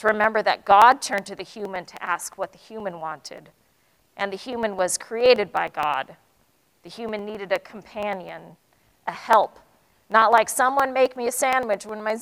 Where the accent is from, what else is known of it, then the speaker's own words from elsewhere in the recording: United States; I'm Asian American